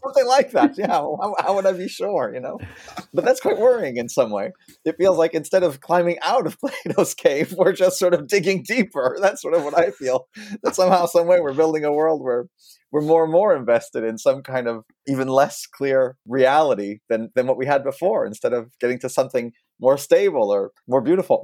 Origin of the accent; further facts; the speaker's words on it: France; moved away; so I'm a French citizen despite my accent. I'm also American, but I grew up in France